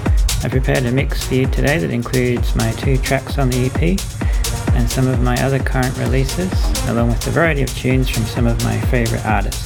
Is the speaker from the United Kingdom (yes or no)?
no; Australia; from Australia.